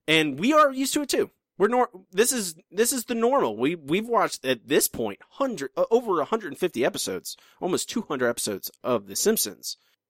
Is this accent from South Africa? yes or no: no; the South, United States; I grew up in the South. Like, I can't help it.